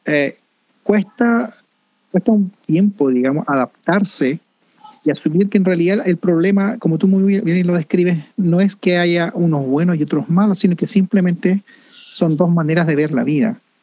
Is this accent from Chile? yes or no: yes; Chile; now in Canada; en Chile tenemos esta expresión, yo soy chileno